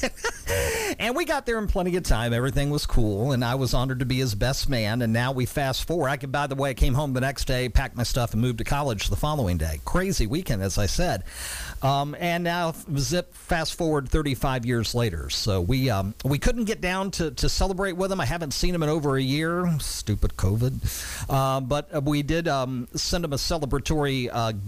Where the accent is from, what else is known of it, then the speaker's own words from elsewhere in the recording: Beaver Dam, United States; I grew up in Beaver Dam